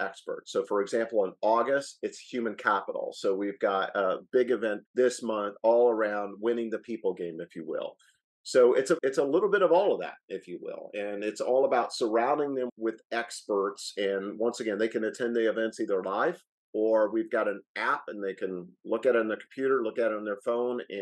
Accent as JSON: {"language": "English", "town": "Noblesville", "region": "Indiana", "country": "United States", "tie": "born or raised there", "also_born_or_lived": "Colorado", "moved": "as an adult", "said": "I grew up in Noblesville, Indiana, graduated from Purdue there"}